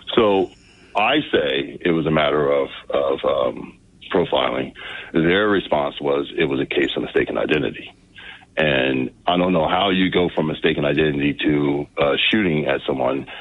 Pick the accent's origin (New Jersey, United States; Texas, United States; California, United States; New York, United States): New Jersey, United States; also born or lived in Newark, New Jersey / Vineland, New Jersey / Galloway Township, New Jersey; I was born in North Jersey. I lived in a couple other areas of the state.